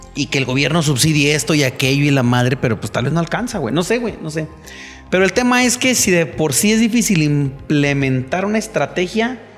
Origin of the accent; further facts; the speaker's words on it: Mexico; soy mexicano